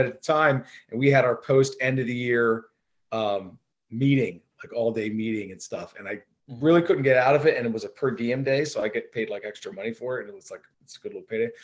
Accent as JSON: {"language": "English", "town": "Millville", "region": "New Jersey", "country": "United States", "tie": "born or raised there", "moved": "as an adult", "lives_now": "York, United States", "said": "I grew up in Millville, New Jersey, Thunderbolts"}